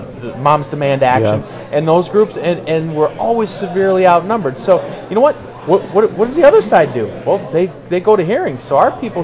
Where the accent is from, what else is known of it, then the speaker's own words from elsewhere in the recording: South Dakota, United States; now in New Jersey, United States; No, I grew up in South Dakota. I had to drive an hour and a half for groceries.